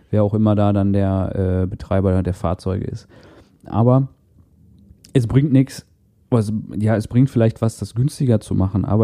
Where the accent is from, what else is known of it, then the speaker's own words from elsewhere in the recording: Castrop-Rauxel, North Rhine-Westphalia, Germany; Ich bin immer von, von Kastrop, von meiner Heimatstadt aus nach Essen gependelt.